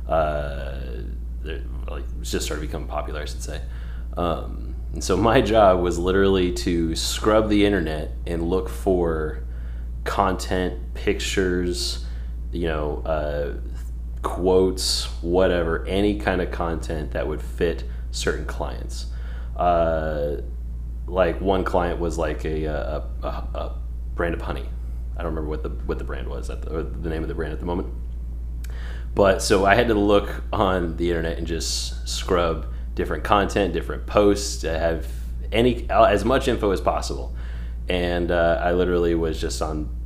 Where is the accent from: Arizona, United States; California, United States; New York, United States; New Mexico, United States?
California, United States; Northern; moved away as an adult; also born or lived in Houston; I grew up in California. So Northern California.